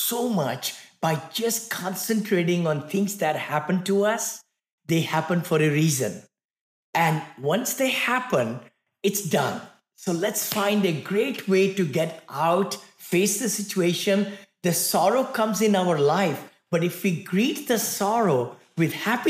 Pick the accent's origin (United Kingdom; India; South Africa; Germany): India; moved away as an adult; now in United States; I came from India, right? Very humble beginning, six children in the family in one bedroom apartment